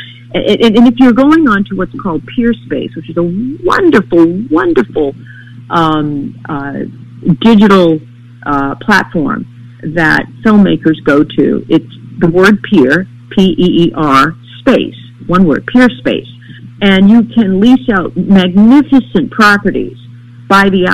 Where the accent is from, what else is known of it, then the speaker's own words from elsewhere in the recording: Maine, United States; I experienced a great humanity growing up in Maine